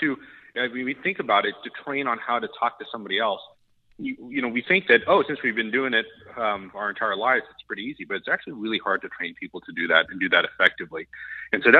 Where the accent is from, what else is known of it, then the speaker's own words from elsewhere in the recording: Oklahoma, United States; moved away; I grew up in Oklahoma